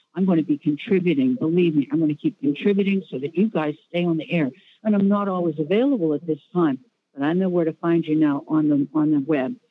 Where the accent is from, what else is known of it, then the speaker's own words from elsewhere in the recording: Wilmerding, Pennsylvania, United States; also born or lived in Manhattan, New York; now in New York, United States; I come from Pittsburgh originally, a small little place called Wilmerding